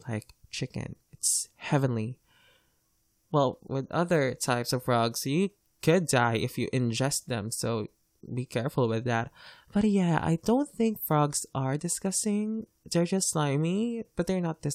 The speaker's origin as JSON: {"language": "English", "country": "Philippines", "second_language": "English", "said": "As a Filipino, I'm lucky to be taught English because English is our second official language here."}